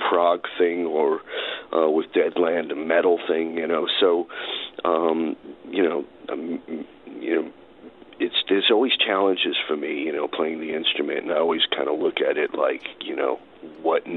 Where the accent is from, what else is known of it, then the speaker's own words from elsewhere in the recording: New York City, New York, United States; also born or lived in Brooklyn; I was born in Brooklyn, but I grew up in Far Rockaway